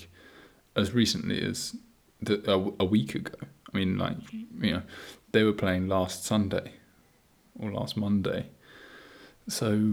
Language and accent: English; Copenhagen, Capital Region of Denmark, Denmark; born and raised in Copenhagen